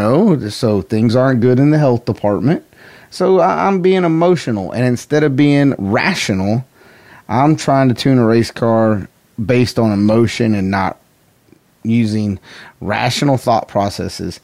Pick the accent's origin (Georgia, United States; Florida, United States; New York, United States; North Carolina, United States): North Carolina, United States; I'm from North Carolina